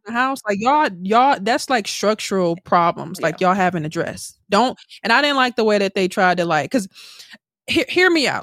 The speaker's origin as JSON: {"language": "English", "town": "Milwaukee", "region": "Wisconsin", "country": "United States", "moved": "yes", "said": "we're all from Milwaukee"}